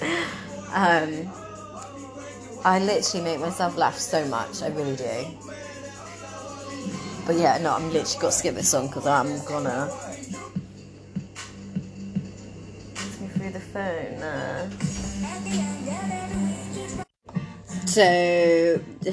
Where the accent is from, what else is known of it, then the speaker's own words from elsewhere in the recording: Cornwall, South West England, United Kingdom; I'm in Cornwall going to London, but, like, I'm Cornish